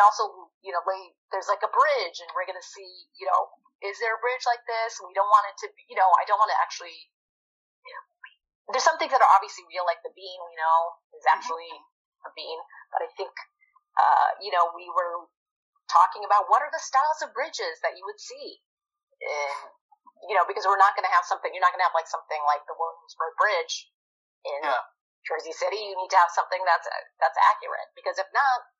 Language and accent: English; India; I'm Indian. I was born in India